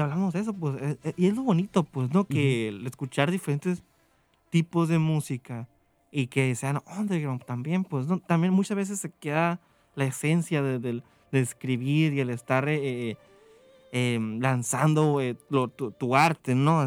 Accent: Mexico; en México

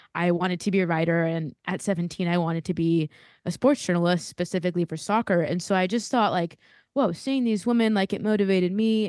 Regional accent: Southern California, United States; I'm from Southern California

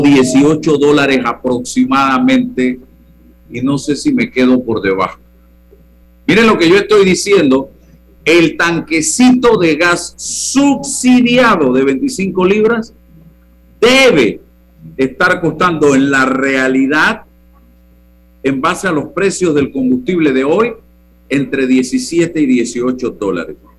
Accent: Panama; todos somos panameños

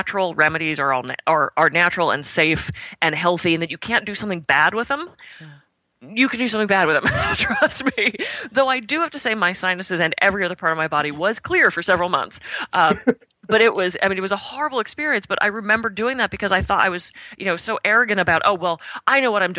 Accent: Pittsburgh, Pennsylvania, United States; moved away as an adult; also born or lived in California; I grew up in Pittsburgh, and we didn't have access in the 80s and early 90s to things like bulk herb stores. So when I moved to California

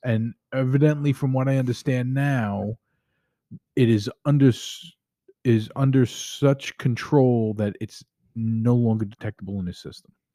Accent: New York, United States; moved away; as a New Yorker

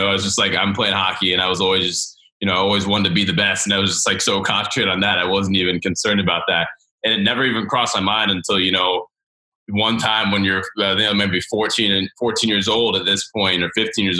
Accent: the South, United States; and even growing up in the South with roller hockey

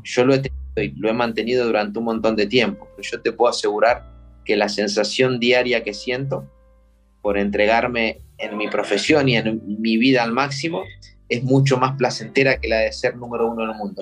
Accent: Pehuajó, Buenos Aires Province, Argentina; moved away; yo me crié en Pehuajó con una pelota de fútbol, con la bicicleta todo el día en la calle

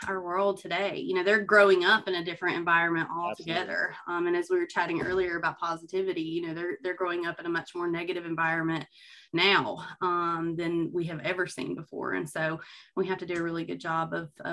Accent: Gadsden, Alabama, United States; now in Huntsville, United States; I grew up in Gadsden, in the Southside area

